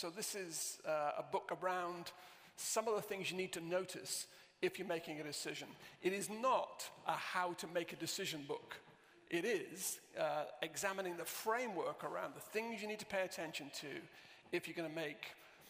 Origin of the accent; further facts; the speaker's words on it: Southport, North West England, United Kingdom; also born or lived in Romford; My accent is, I was brought up in Lancashire, in Southport in Lancashire.